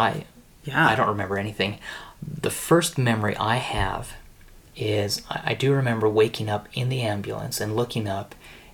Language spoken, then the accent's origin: English; Pleasant View, Utah, United States; I grew up in Pleasant View, and we were right below Ben Lomond